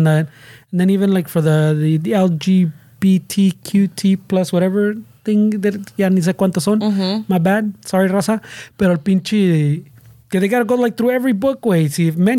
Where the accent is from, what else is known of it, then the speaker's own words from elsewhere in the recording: Los Angeles, California, United States; I thought I grew up in East LA for most of my life. And until and someone goes, no, bro, that's Boyle Heights.